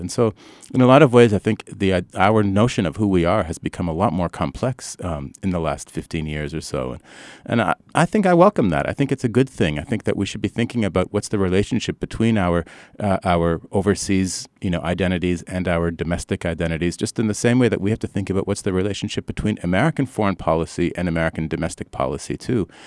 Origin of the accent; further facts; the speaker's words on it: Canada; moved away as an adult; now in United States; I grew up in Canada